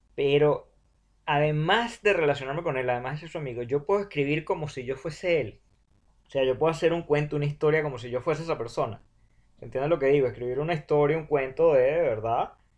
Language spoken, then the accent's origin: Spanish; Venezuela; yo como venezolano